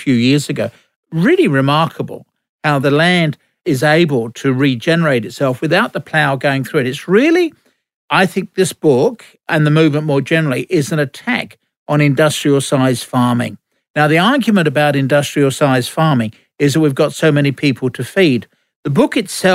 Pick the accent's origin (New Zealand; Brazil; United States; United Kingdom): United Kingdom; England; now in Australia; When I was growing up in England